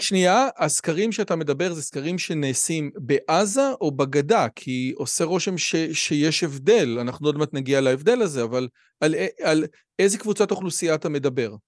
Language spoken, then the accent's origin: Hebrew; Israel; אני באמת מנסה כישראלי